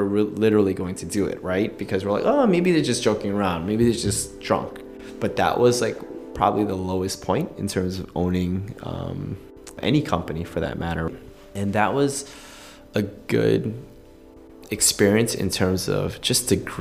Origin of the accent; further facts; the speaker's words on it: United States; I grew up in the States